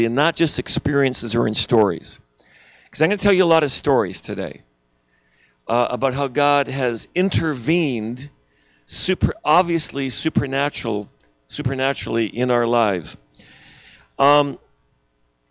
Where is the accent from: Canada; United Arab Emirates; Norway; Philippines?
Canada; Eastern Canada; also born or lived in Pennsylvania, United States; I'm Canadian, but I lived in Pennsylvania.